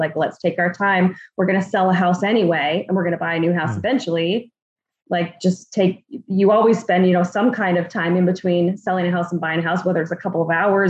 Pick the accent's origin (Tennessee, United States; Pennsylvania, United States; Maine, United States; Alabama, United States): Maine, United States; moved away as an adult; also born or lived in New Hampshire / Arizona; So I grew up in Maine